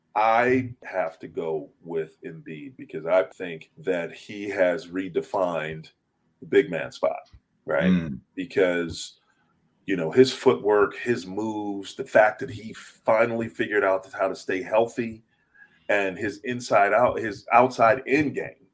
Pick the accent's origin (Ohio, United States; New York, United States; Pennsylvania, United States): Pennsylvania, United States; Philadelphia; I grew up in Philly